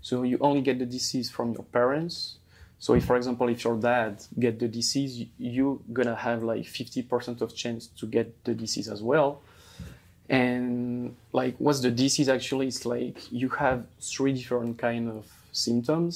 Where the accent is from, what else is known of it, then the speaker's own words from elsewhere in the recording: Hauts-de-France, France; I'm 33 years old, originally from the north of France, like close to Belgium